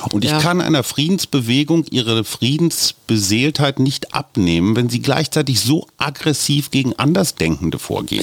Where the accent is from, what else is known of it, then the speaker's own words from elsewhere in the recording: Germany; ich bin Pazifist als Deutscher